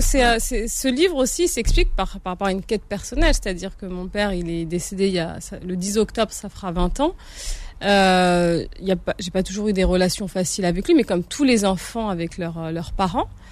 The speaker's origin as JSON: {"language": "French", "country": "France", "tie": "born or raised there", "also_born_or_lived": "Algeria", "said": "moi, je suis née en France, je suis née dans le, dans le cocon, euh, français, même si, bon, j'ai grandi dans une cité"}